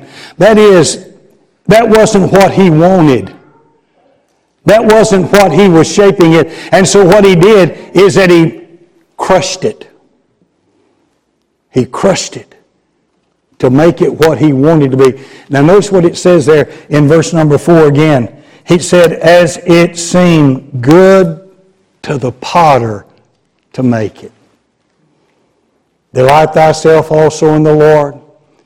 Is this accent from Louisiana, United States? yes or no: no; Garland, Texas, United States; also born or lived in Chattanooga, Tennessee; Garland, my hometown